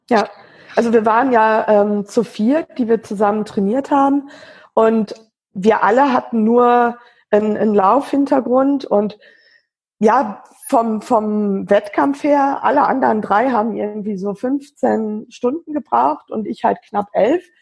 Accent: Wesel, North Rhine-Westphalia, Germany; wohne in, in Wesel am Niederrhein, bin dort auch geboren und ähm, aufgewachsen

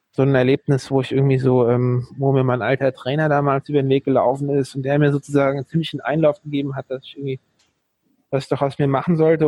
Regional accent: Dieburg, Hesse, Germany; ich komme hier aus dem Großraum Frankfurt und in der Nähe von Darmstadt eigentlich, in Dieburg, äh, bin ich aufgewachsen

